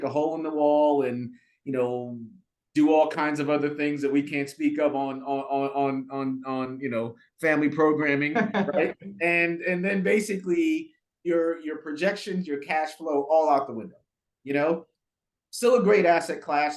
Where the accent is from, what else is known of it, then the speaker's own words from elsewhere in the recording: New York City, New York, United States; moved away as an adult; also born or lived in Jamaica / Maryland / Durham, North Carolina; Grew up in Brooklyn, actually. Moved to Brooklyn when I was, I think, about 5 or 6 years old